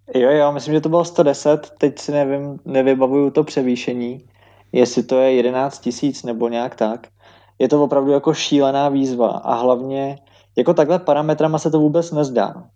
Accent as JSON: {"language": "Czech", "country": "Czechia", "said": "jako první Češi"}